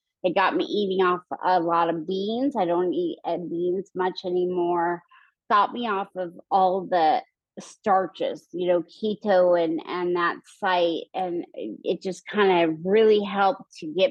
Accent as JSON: {"language": "English", "region": "Idaho", "country": "United States", "tie": "born or raised there", "moved": "yes", "lives_now": "Houston, United States", "said": "growing up in Idaho, I was always doing outside sports"}